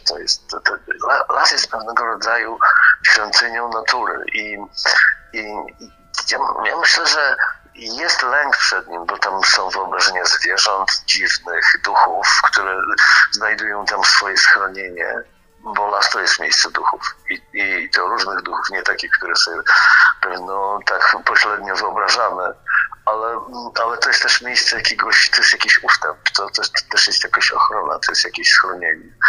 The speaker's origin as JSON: {"language": "Polish", "town": "Gdańsk", "region": "Pomeranian Voivodeship", "country": "Poland", "tie": "born or raised there", "said": "urodziłem się tutaj w Gdańsku, w tym mieście, to też mieszkałem na takim osiedlu"}